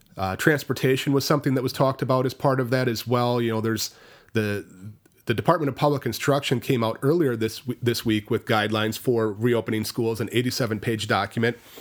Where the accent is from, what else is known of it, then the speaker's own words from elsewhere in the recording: Richland Center, Wisconsin, United States; Richland County, where at my hometown is, is at Richland Center